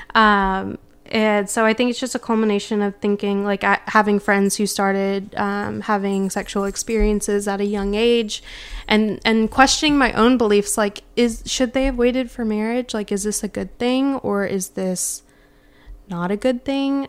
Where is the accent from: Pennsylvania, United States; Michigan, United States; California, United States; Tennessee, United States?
Tennessee, United States; Memphis; born and raised in Memphis in the South